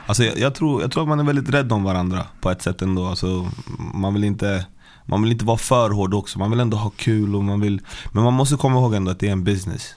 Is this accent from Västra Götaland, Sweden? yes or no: no; Stockholm, Stockholm County, Sweden; Jag är från Västerort, Westside, Vällingby, Hässelby